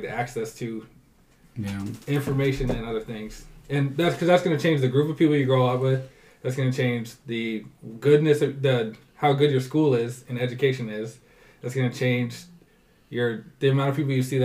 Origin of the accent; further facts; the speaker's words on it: Iowa, United States; we grew up in Iowa